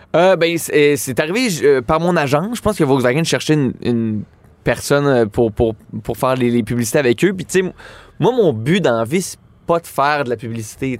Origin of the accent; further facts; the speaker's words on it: Laval, Quebec, Canada; je viens de Laval